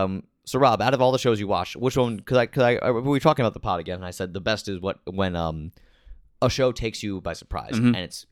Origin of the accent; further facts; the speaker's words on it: United States; I am an American.